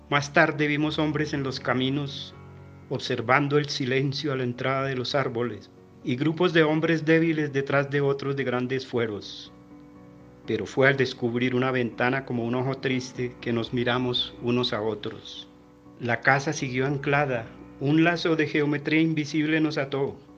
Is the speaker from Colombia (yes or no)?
yes; Bogotá, Colombia; de Bogotá, Colombia.